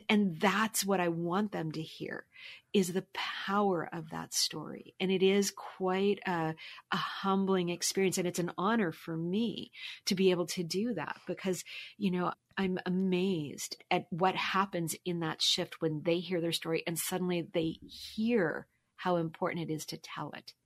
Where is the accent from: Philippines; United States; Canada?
Canada; Halifax, Nova Scotia; moved away as an adult; also born or lived in Toronto; I'm originally from Halifax